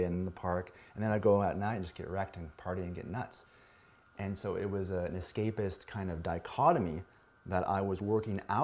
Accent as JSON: {"language": "English", "country": "United States", "said": "some punk from the States"}